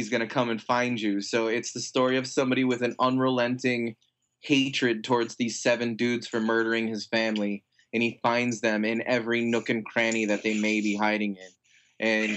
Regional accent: United States; we're American

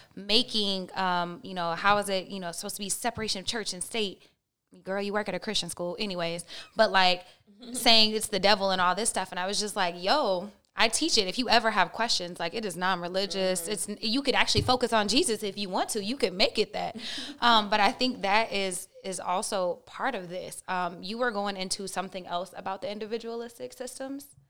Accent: Oklahoma, United States; I'm from Oklahoma. I went to a private school and a public school

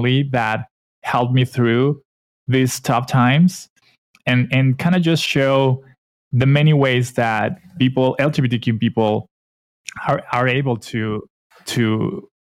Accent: Mexico; also born or lived in Vancouver, Canada; I'm from Mexico

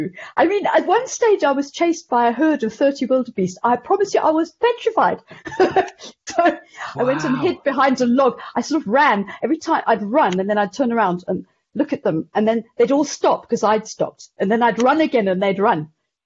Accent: Zimbabwe; and I mean, I was here through the whole war, and you know, it's completely bizarre growing up through a war

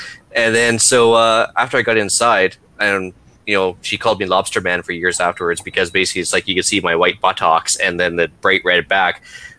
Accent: Alberta, Canada; I was born and raised in Alberta.

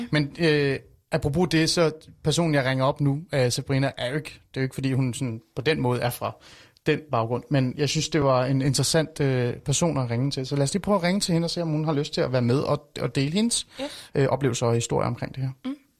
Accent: Iran; now in Denmark; jeg er fra Iran oprindeligt

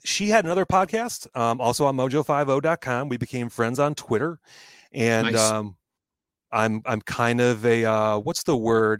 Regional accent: Ireland; I'm Irish. I don't want that woman thinking of me that way ever again.

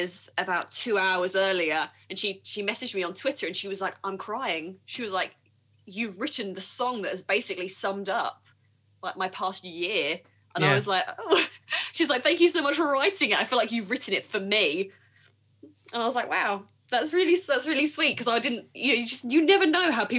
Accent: United Kingdom; I'm terribly British and awkward

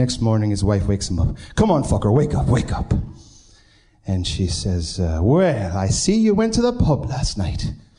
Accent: Binghamton, New York, United States; now in Pittsburgh, United States; Originally, I'm from Binghamton, New York, but now I live in Pittsburgh.

